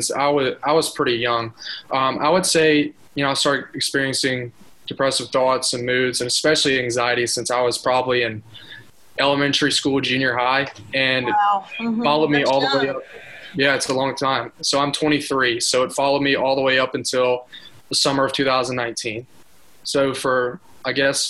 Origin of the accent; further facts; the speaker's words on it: Mountain Brook, Alabama, United States; I'm from Mountain Brook, Alabama, so inside of Birmingham. So grew up not too far from here